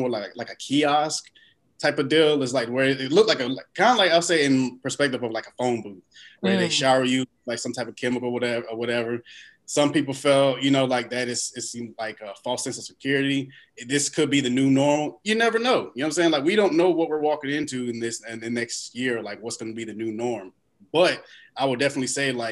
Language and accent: English; Knightdale, North Carolina, United States; I am from Knightdale, North Carolina, which is outside of Raleigh.